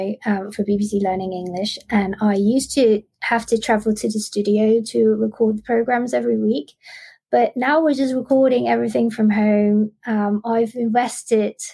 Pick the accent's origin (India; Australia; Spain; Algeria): Australia; moved away as an adult; now in Bangkok, Thailand; I grew up in Australia and I moved back to Bangkok about 12 years ago, and now I live and work here